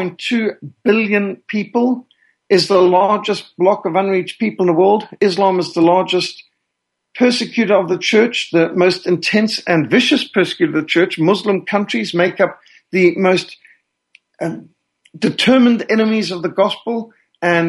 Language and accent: English; Zimbabwe; accent: Rhodesian; also born or lived in Cape Town, South Africa; I was born in Cape Town, South Africa in 1960, and I was raised in Rhodesia. And some who've come from those areas would recognize that my accent is actually more Rhodesian than South African